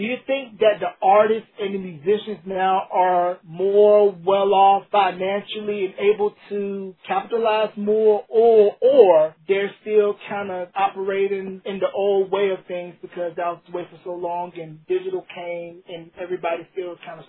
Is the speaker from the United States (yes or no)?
yes; North Carolina, United States; I grew up in North Carolina